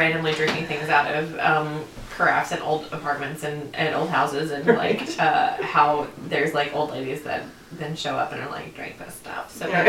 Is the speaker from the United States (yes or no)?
yes; the South, United States; I'm from the South.